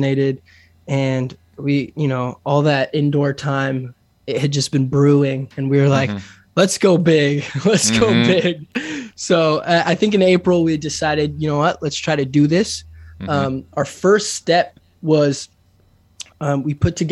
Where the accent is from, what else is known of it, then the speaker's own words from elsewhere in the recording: France; also born or lived in San Francisco, California; now in Los Angeles, United States; I was born in France